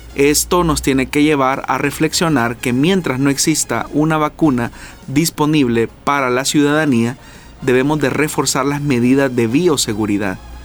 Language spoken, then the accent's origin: Spanish; El Salvador; nosotros como salvadoreños